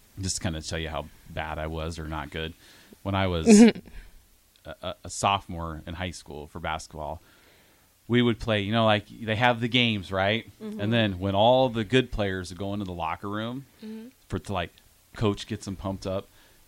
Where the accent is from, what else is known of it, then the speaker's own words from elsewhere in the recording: Waukee, Iowa, United States; we grew up in Iowa, small schools in Iowa